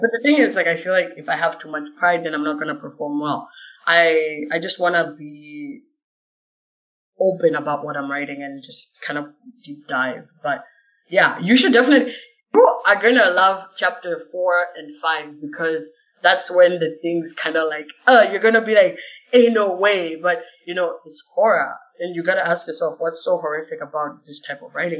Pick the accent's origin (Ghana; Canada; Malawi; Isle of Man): Malawi; I'm like Southeast of Africa, Malawi